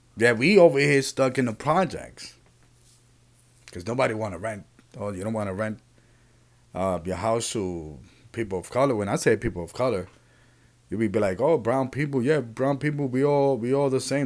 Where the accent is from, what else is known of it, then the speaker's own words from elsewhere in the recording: Puerto Rico; I'm from Puerto Rico